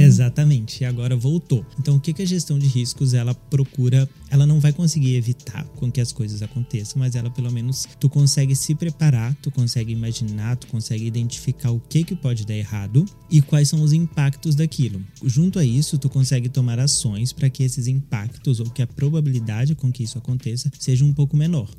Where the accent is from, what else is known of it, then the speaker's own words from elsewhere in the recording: Minas Gerais, Brazil; eu sou de Minas Gerais